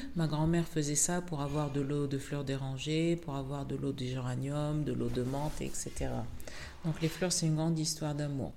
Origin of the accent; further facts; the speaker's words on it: Tunisia; moved away; toute ma vie depuis que je suis née donc en Tunisie